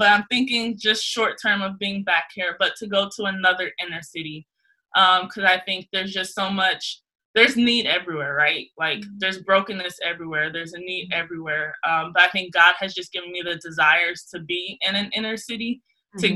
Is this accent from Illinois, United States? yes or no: no; Los Angeles, California, United States; moved away as an adult; I am originally from South Central